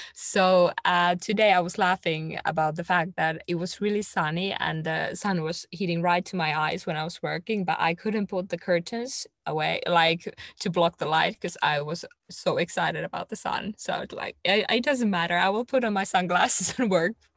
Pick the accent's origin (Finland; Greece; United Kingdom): Finland; English is a second language